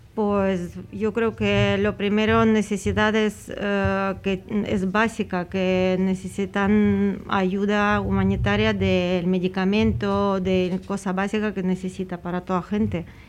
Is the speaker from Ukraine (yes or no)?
yes; Ukraine; Spanish is a second language; now in Spain; soy ucraniana, que vivo muchos años ya aquí